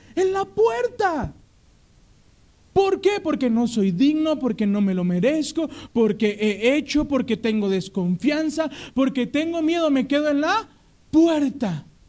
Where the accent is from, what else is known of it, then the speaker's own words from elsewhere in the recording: Mexico; como buen mexicano